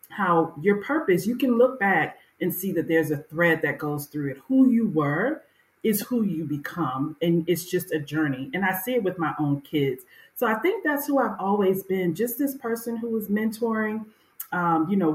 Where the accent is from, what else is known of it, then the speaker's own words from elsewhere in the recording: Miami, Florida, United States; growing up in Miami, Florida, it was called unincorporated Dade County back then.